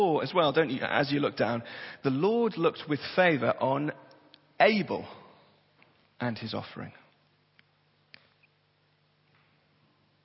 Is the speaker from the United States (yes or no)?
no; Tyneside, North East England, United Kingdom; I was born and bred on Tyneside